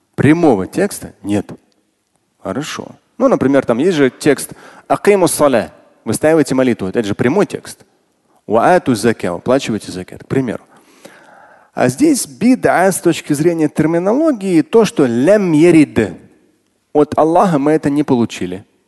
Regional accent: Russia; Как россиянин и как мусульманин

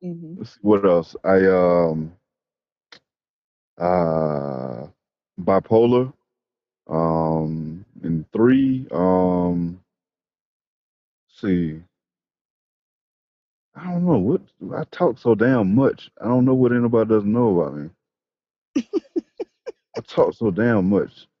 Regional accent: Georgia, United States; now in Washington, D.C., United States; I'm originally from Georgia, living in the D.C. area now

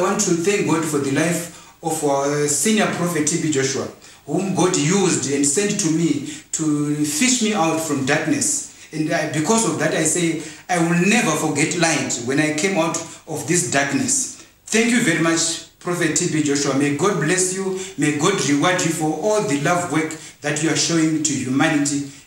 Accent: Zimbabwe; We are from Zimbabwe

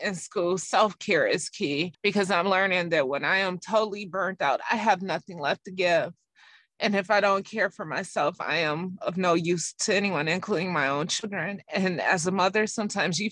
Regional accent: United States

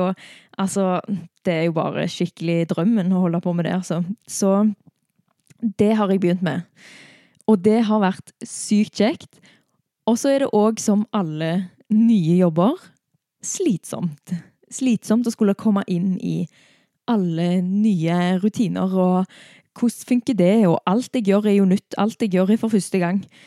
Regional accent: Stavanger, Rogaland, Norway; hjemme i Stavanger da, for seks uker siden

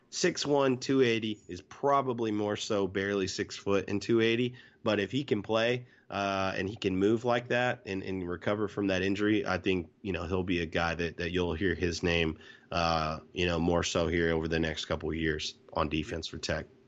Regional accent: Irving, Texas, United States; I grew up in Irving

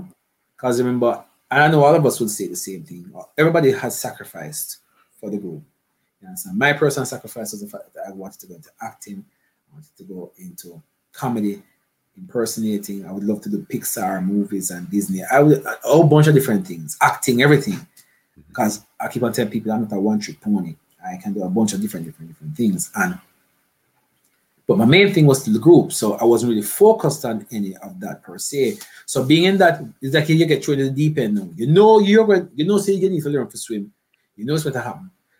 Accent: Jamaica; I'm a artist. I come from Jamaica and I do everything.

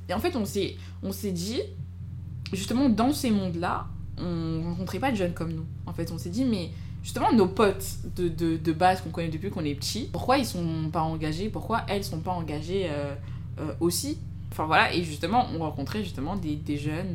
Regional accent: Clichy-sous-Bois, Île-de-France, France; also born or lived in Fosses; j'ai grandi à Clichy-sous-Bois

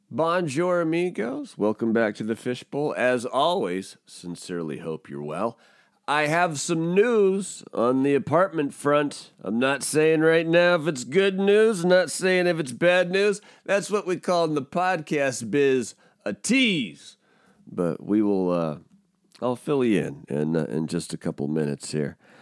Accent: Pacific Northwest, United States; I'm from the Pacific Northwest, like, I'm a, I'm a Pacific Northwest kid

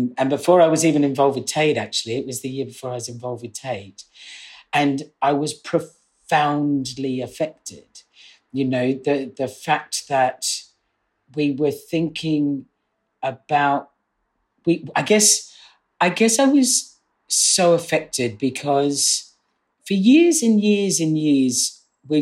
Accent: Australia; now in United Kingdom; I grew up in Australia

